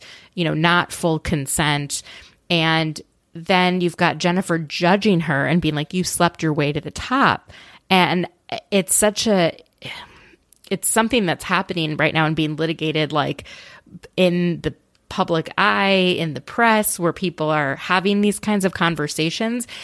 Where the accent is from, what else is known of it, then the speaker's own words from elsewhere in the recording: Minnesota, United States; I'm from Minnesota